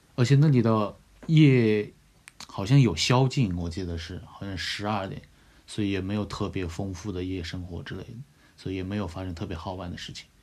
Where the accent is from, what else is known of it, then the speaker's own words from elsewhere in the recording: Yunnan, China; 作为就是一天可以吃两餐米线的云南人